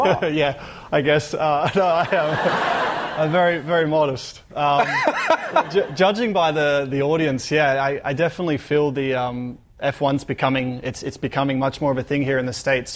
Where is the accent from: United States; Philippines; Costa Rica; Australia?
Australia; growing up in Australia, you know, growing up with sunshine and uh, you know, live close to the beach